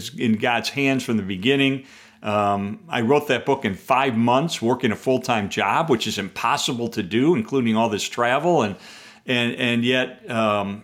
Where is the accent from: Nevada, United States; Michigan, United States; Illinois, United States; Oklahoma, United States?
Illinois, United States; Chicago; I'm a Chicagoan